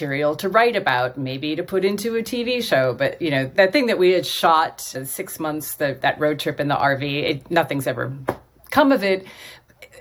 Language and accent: English; Ottumwa, Iowa, United States; moved away as an adult; also born or lived in Davenport, Iowa / Los Angeles / San Francisco / Germany; my hometown, my birthplace of Ottumwa, Iowa